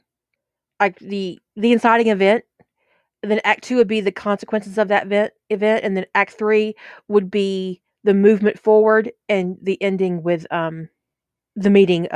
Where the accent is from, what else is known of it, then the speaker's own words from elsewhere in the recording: United States; I'm from the United States.